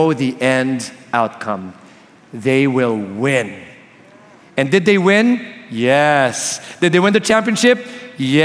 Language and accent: English; Palo Alto, California, United States; I was born in California beside Palo Alto, so that's very near. So this is really like hometown for me.